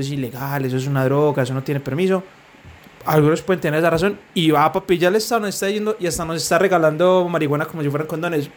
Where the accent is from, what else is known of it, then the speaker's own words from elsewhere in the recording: Medellín, Antioquia, Colombia; Medellín, que somos de Medellín